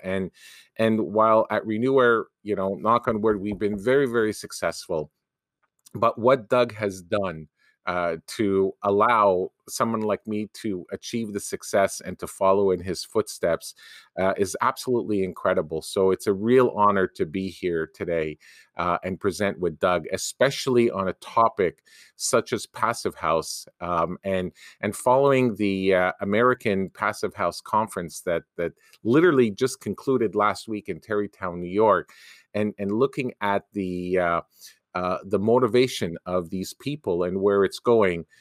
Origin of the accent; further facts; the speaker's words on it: Canada; a Canadian university as a Canadian